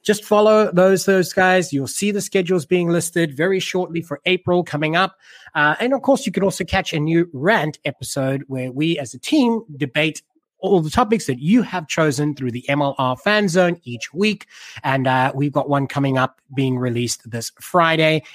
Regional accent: South Africa; me being South African

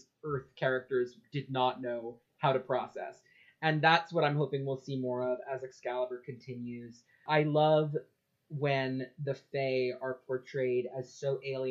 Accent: Ireland; I am Irish.

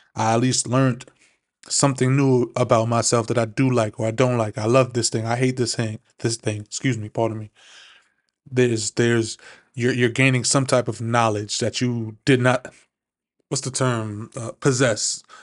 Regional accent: New York City, New York, United States; also born or lived in Maryland; I'm originally from Flushing, Queens. It's a small, small little neighborhood up here in New York

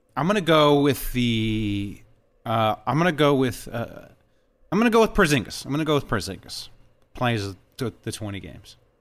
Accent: California, United States; I'm born and raised in Cali

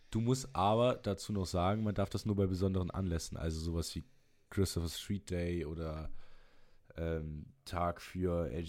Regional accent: Germany; So, ich identifiziere mich ja nicht nur, weil ich Deutscher bin.

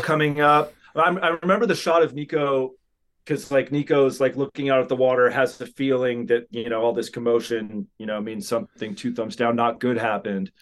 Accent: Southern California, United States; growing up in Southern California

